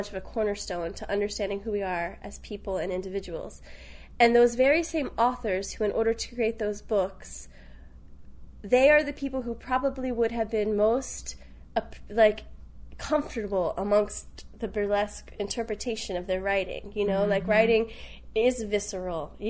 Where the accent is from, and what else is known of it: Richmond, Virginia, United States; born or raised there; now in New York, United States